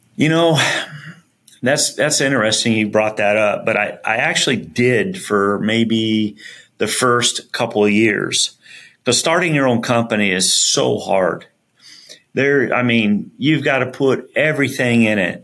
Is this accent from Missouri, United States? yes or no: no; Benson, Arizona, United States; also born or lived in Flagstaff, Arizona; grew up all my life really in Arizona, and um, went to high school in Arizona